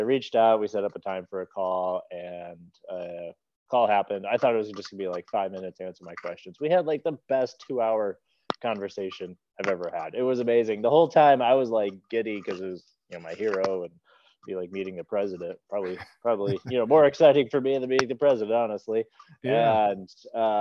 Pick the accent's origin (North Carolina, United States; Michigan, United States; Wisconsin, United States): Wisconsin, United States; Eau Claire; now in Bloomington, United States; I'm from Eau Claire